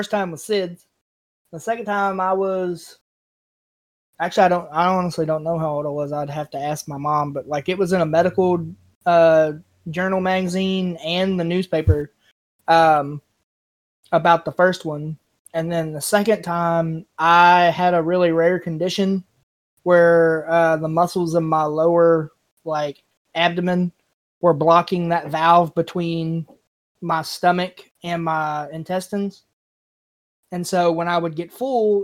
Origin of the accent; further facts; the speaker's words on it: Kentucky, United States; I'm from Kentucky